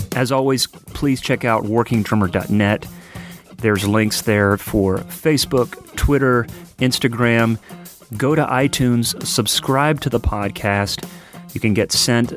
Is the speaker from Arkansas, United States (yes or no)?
no; Nashville, Tennessee, United States; my hometown here in Nashville